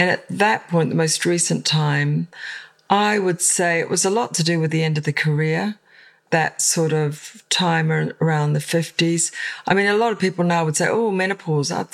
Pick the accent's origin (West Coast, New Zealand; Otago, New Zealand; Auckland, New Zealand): Auckland, New Zealand; moved away as an adult; now in London, United Kingdom; I'm originally from New Zealand. I'm from Auckland.